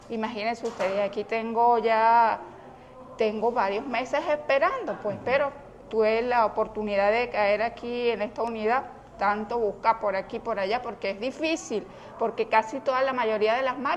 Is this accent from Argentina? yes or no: no; Clarines, Anzoátegui, Venezuela; Yo vengo de Clarines, municipio Brusual del estado Anzuate.